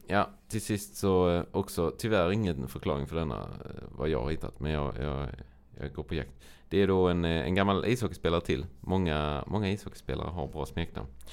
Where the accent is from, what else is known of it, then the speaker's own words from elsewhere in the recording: Sweden; Rya, där jag är uppvuxen